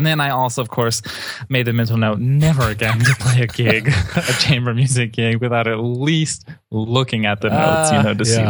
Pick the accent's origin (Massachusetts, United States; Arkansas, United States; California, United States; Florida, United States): Florida, United States; Miami; I grew up in Miami, and I've only known Boca Raton.